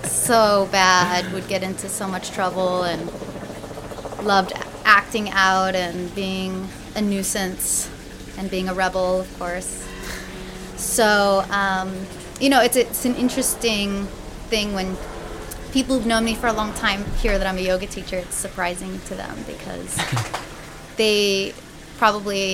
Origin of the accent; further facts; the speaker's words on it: Oceanside, California, United States; I'm a Southern California native. I was born in Oceanside